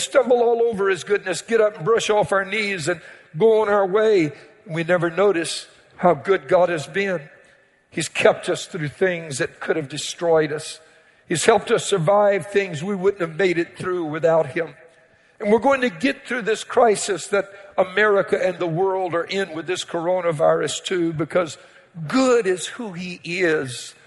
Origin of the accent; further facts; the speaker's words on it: Cajun, Louisiana, United States; I'm a Cajun